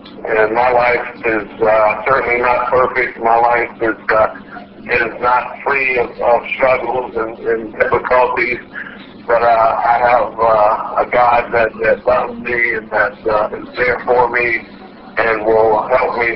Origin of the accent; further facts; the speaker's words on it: Biloxi, Mississippi, United States; downtown Biloxi, just a few blocks from where I grew up